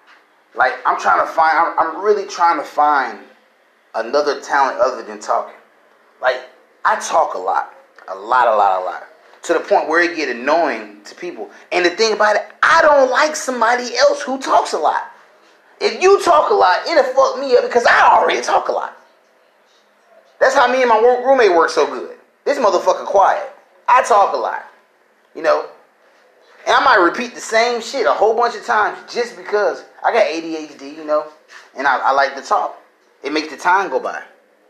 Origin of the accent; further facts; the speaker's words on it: Illinois, United States; I was raised just my mom. My mom raised me and my brother. We came from Illinois. We came down. We went from place to place, school to school.